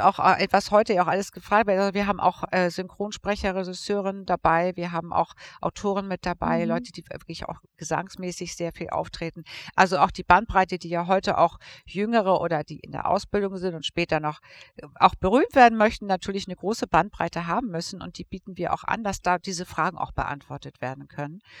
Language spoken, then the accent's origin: German; Hamburg, Germany; Radiosender in Hamburg, meiner Heimatstadt.